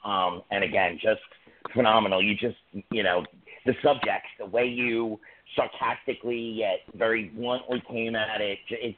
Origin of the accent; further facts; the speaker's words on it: New York City, New York, United States; I'm from Staten Island.